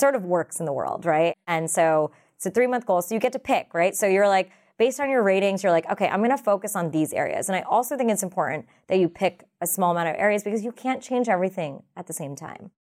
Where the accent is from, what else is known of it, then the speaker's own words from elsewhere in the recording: United States; I'm a South Asian American.